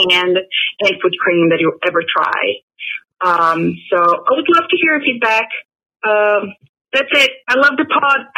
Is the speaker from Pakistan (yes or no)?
no; Brazil; English is a second language; now in Raleigh, United States